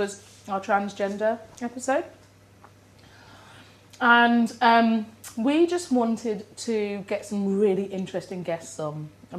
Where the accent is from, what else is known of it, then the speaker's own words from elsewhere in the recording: United Kingdom; I'm too British.